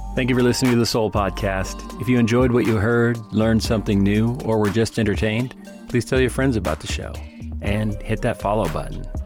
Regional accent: the Northwest, Pacific Northwest, United States; Growing up in the Northwest

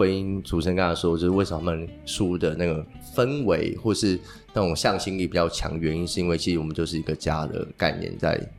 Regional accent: southern Taiwan, Taiwan; moved away as an adult; also born or lived in Taipei; now in Taitung, Taiwan; 我是南部人，在台北工作，然后东漂到台东。

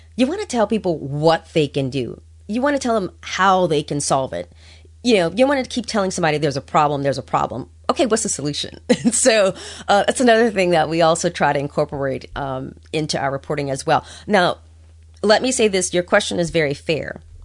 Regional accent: New Orleans, Louisiana, United States; now in Washington, DC, United States; Growing up in New Orleans

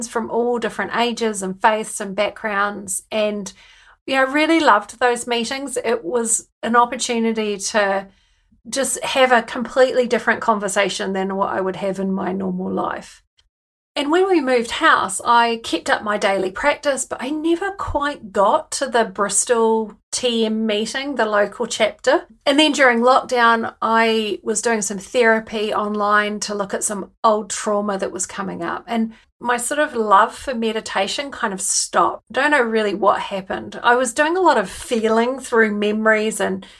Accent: New Zealand; accent: Kiwi; moved away as an adult; now in United Kingdom; I've brought my Kiwi accent with me. And as soon as I open my mouth, people want to know where I'm from and why I live in the UK

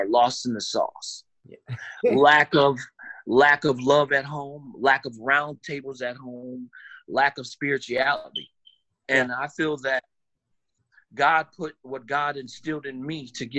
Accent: Elgin, Illinois, United States; born and raised in Elgin, Illinois

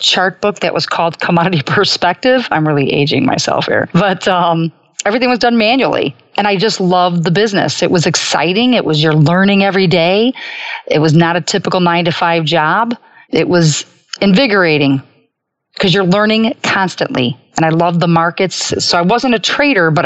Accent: Chicago, Illinois, United States; I was fortunate growing up in the Gold Coast of Chicago

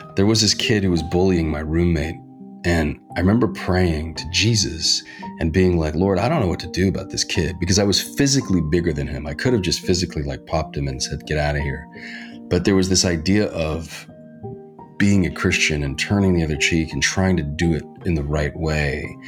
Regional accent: Reno, Nevada, United States; now in Hollywood, United States; I grew up in Reno, Nevada, biggest little city in the world.

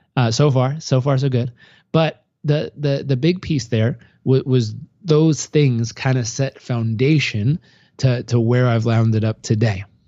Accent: San Diego, California, United States; also born or lived in Los Angeles; I grew up in Southern California, uh, born in Los Angeles, grew up in San Diego

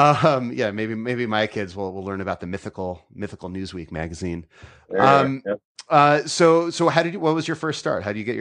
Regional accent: near Danbury, Connecticut, United States; I grew up in the New York media market in Connecticut, in like near Danbury, Connecticut.

